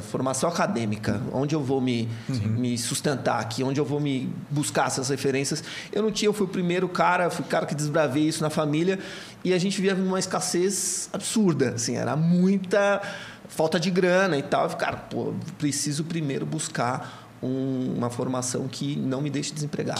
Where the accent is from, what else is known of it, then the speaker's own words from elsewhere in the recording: Santo André, São Paulo, Brazil; moved away; also born or lived in Catanduva / Campinas; eu venho de uma família de Santo André, sou de Santo André, sou do ABC Paulista